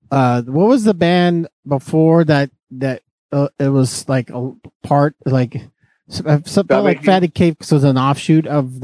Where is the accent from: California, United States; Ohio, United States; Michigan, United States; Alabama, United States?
California, United States; Fresno; Saying we're from Fresno is both a bond and a threat.